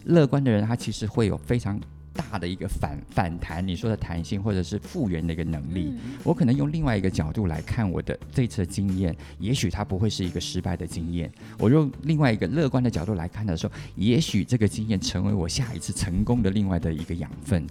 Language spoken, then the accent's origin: Chinese; Taiwan; 我自己本身也是台湾长大的小孩